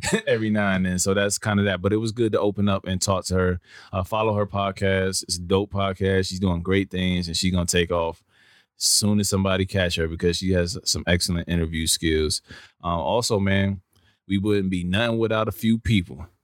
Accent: New York, United States; I came from New York

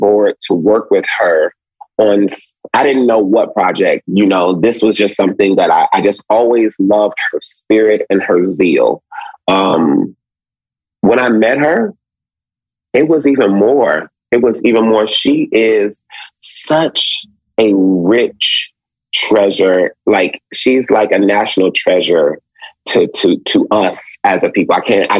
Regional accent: Detroit, Michigan, United States; I am from Detroit, as you mentioned earlier, but my family is rooted in the South.

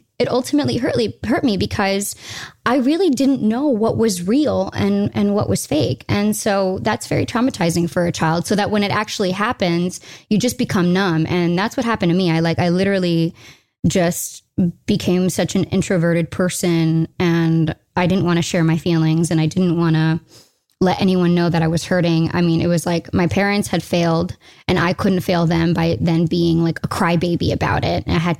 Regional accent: United States; I'm an American. Here's my mother.

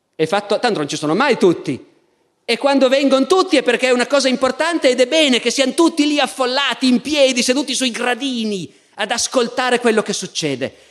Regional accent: Italy; io, essendo un italiano

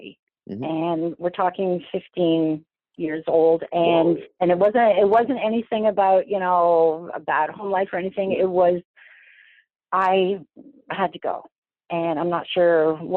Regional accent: a small city outside of Toronto, Ontario, Canada; now in Toronto, Canada; I grew up in a small city outside of Toronto. I'm in Toronto right now and I raised my children here.

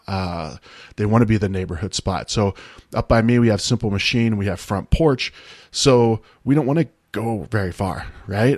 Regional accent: Ohio, United States; moved away; the town I grew up in Ohio

